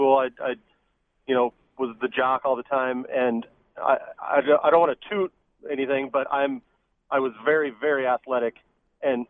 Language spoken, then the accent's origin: English; Iowa, United States; now in Denver, United States; I grew up in Iowa.